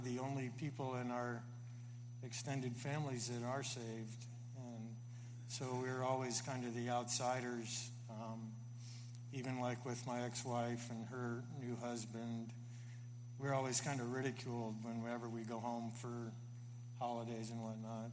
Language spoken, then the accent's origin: English; Florida, United States; I grew up in Florida